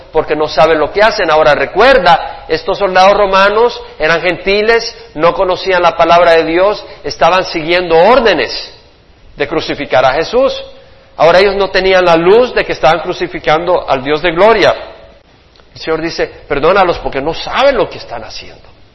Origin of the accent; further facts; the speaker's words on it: El Salvador; toda la religiosidad de mi país